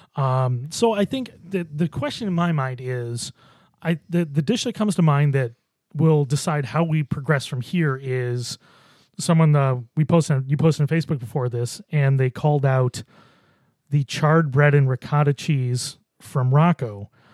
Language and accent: English; Buffalo, New York, United States; moved away; I grew up in Buffalo